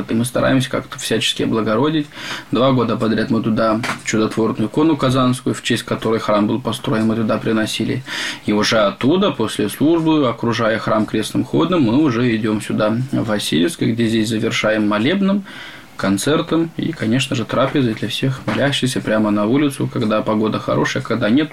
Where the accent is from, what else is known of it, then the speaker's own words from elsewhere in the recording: Moldova; also born or lived in Bulgaria; now in Kurba, Russia; Я сам родился в Молдавии